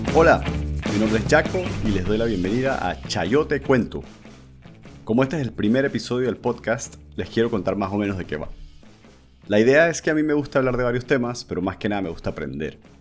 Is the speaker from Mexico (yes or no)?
no; Panama; Yo soy panameño, tengo 36 años